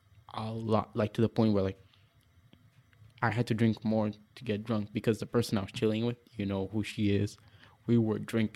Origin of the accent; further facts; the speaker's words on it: Portugal; moved away; we're raised in Portugal, born and raised in Portugal, but raised by a black family.